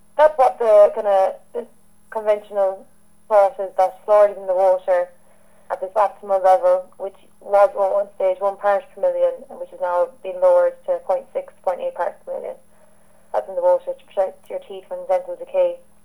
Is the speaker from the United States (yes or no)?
no; Kerry, Munster, Ireland; I'm from Kerry in the Republic of Ireland